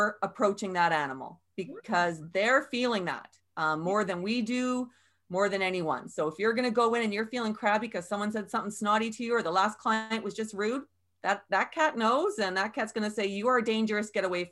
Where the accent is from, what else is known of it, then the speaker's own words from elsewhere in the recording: Canada; we're Canadian